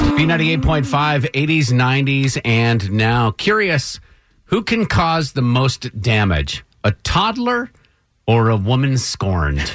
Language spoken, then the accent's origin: English; Vermont, United States; I grew up in Vermont